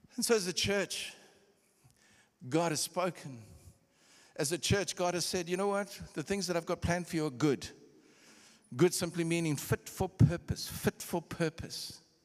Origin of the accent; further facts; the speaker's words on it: Durban, KwaZulu-Natal, South Africa; also born or lived in Copperbelt, Zambia / Kitwe, Zambia / Pretoria, South Africa; I'm from Durban